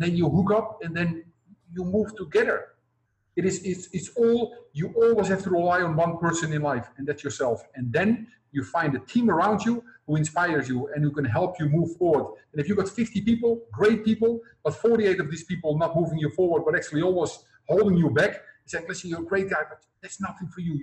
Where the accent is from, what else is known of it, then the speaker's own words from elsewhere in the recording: Netherlands; now in Cambodia; I come from Holland, but I'm now living in Cambodia.